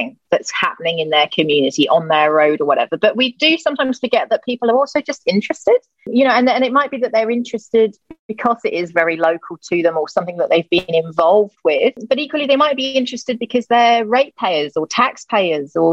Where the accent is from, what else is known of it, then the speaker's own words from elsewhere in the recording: Gloucester, South West England, United Kingdom; moved away; I moved back to my hometown, Gloucester